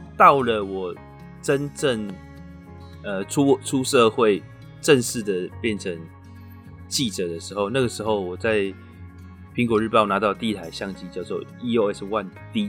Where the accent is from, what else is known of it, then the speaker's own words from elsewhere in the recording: Taiwan; also born or lived in Canada; 我们台湾人